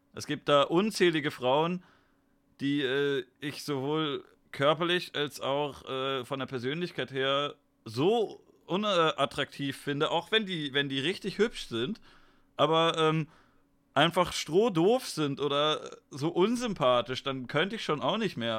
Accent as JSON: {"language": "German", "country": "Germany", "said": "Ich bin ja auch ein Deutscher"}